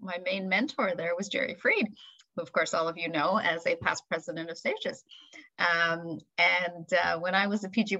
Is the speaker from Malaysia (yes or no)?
no; Montreal, Quebec, Canada; also born or lived in India; I was actually born in India, but my parents moved to Montreal when I was 5. So I grew up in Montreal.